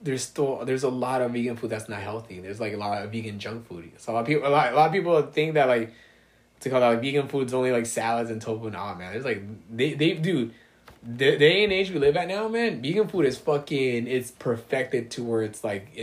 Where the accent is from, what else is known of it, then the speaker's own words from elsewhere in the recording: Alhambra, California, United States; So, I was born in East Boyle Heights, mm-hmm. Then I lived in East LA, then City Terrace, and then I grew up in Alhambra.